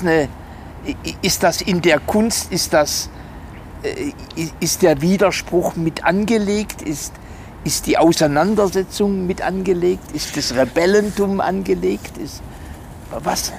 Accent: Germany; sind wir als Deutsche sehr normiert?

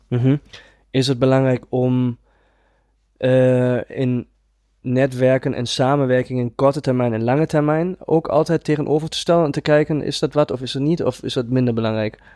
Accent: Germany; Dutch is a second language; moved away; Ik ben geen Nederlander en ik ga dat gelijk vanaf begin af aan even duidelijk maken. Ik probeer mijn allerbest om Nederlands te praten, maar ik ben een Duitser

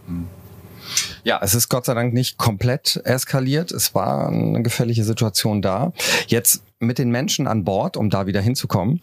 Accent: Cologne, North Rhine-Westphalia, Germany; ich komme ja aus Köln

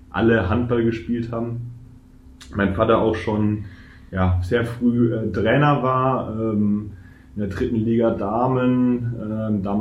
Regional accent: Würzburg, Bavaria, Germany; kommt aus aus meiner Heimat oder näher meiner Heimat, äh, Würzburg

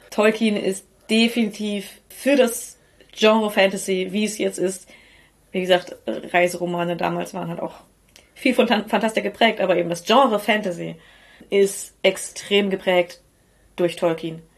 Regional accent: North Rhine-Westphalia, Germany; wir kommen aus Ostwestfalen und nicht aus Osteuropa. Unser Blick und unsere Aussprache sind entsprechend geprägt.

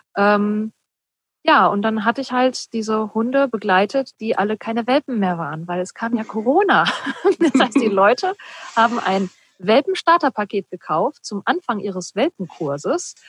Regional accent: Ruhr area, North Rhine-Westphalia, Germany; ich komme ja auch aus dem Ruhrpott, wir kommen beide aus dem Ruhrpott

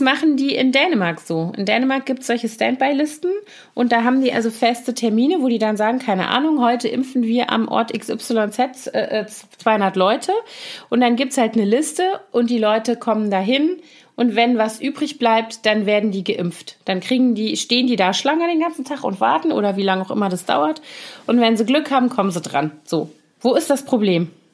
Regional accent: Koblenz, Rhineland-Palatinate, Germany; moved away; in meiner Heimatstadt Koblenz

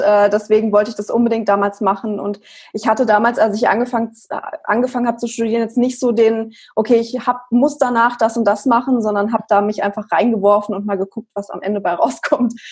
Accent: Frankfurt, Hesse, Germany; ich komme aus Frankfurt

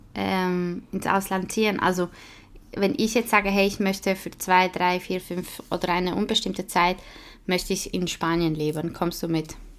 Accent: Switzerland; accent: Swiss German; first language Swiss German; German is a second language; nicht in meiner Muttersprache

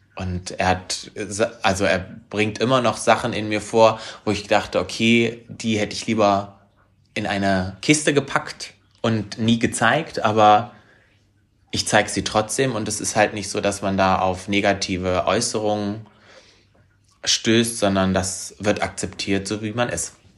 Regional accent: Harz, Germany; moved away; also born or lived in Hanover; meine alte Heimat, den Harz

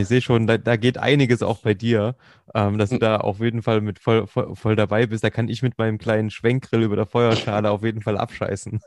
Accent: Thuringia, Germany; ich bin halt Thüringer

